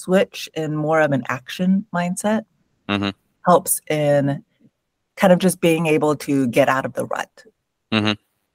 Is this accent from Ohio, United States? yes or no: no; San Jose, California, United States; first language English; I was born in San Jose in the Bay Area, so born and raised in California in the United States